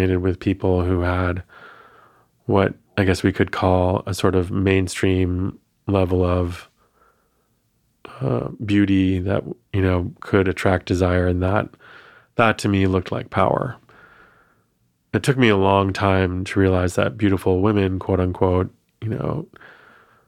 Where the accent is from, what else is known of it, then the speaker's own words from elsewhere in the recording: Maine, United States; When you are a biracial, Asian American queer growing up in Maine, which is the whitest, I think it's still the whitest state